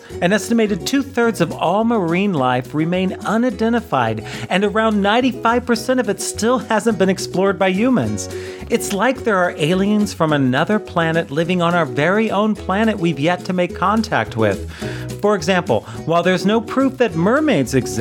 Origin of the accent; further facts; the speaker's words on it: United States; Growing up in America